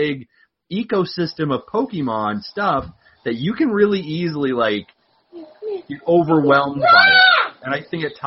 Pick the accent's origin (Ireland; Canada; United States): Canada; being Canadian, we celebrated our Thanksgiving the proper time of the year